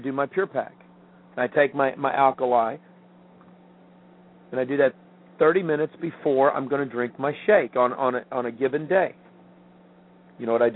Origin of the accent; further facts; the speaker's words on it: Midwest, United States; moved away; growing up in the Midwest